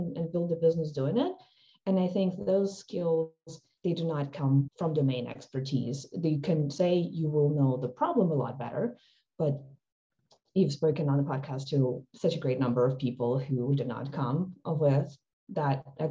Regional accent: Ukraine; moved away; I guess I grew up in Ukraine

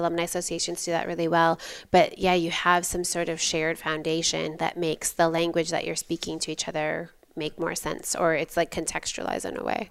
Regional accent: about twenty miles south of Holland, Western Michigan, United States; also born or lived in Ann Arbor, Michigan; I grew up in Western Michigan, um, about twenty miles south of Holland, Michigan

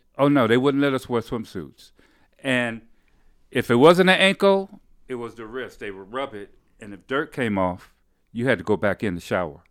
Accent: Detroit, Michigan, United States; also born or lived in Highland Park, Michigan; I grew up in, uh, Detroit, Michigan.

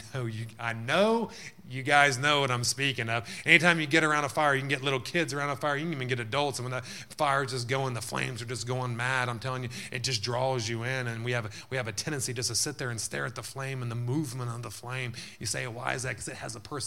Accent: Texas, United States; moved away; when we grew up in the South there

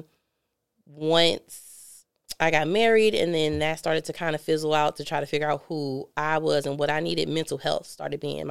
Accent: St. Louis, Missouri, United States; also born or lived in California; I grew up in North City

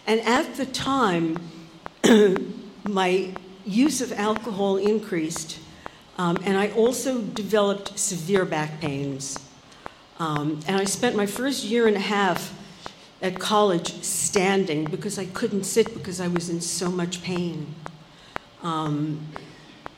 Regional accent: New York City, New York, United States; also born or lived in Brooklyn / Forest Hills, Queens; We moved from Brooklyn to Forest Hills

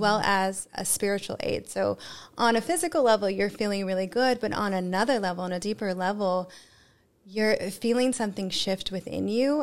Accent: United States; I'm American as well.

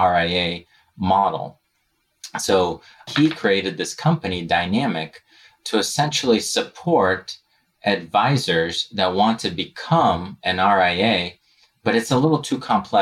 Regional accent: Novosibirsk, Novosibirsk Oblast, Russia; now in United States; I was born and raised in Novosibirsk, Russia.

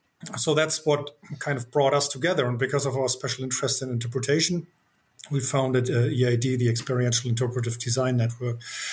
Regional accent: Northern Germany, Germany; English is a second language; I come from Northern Germany.

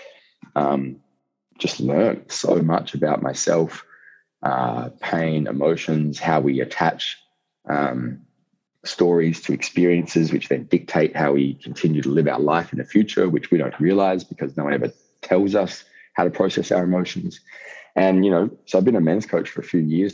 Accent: Outback, Australia; I'm an Aussie hooligan, I guess you could say. You know, I grew up in outback Australia

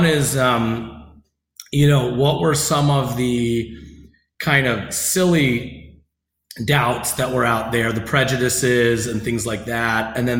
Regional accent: United States; So unlike being Iranian American, where if someone has thoughts about my abilities, it's just rooted in ignorance

